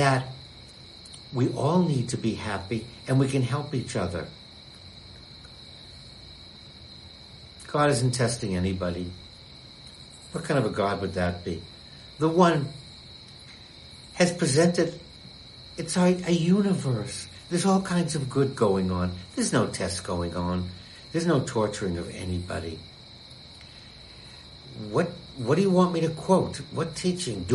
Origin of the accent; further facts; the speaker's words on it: United States; being an American